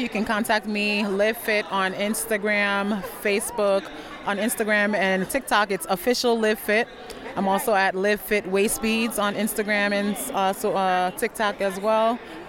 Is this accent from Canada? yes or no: no; Ghana; moved away; I'm from Ghana, West Africa